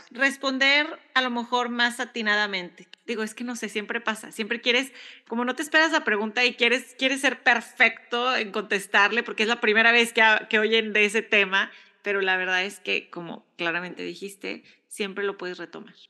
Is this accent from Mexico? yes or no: yes; Mexico; now in United States